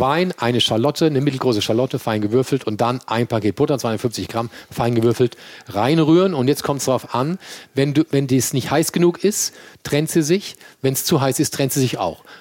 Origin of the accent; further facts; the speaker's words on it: Mannheim, Baden-Württemberg, Germany; accent: Kurpfälzer Dialekt; now in Hamburg, Germany; ich bin ein gebürtiger Mannheimer und tief im Herzen bin ich Kurpfälzer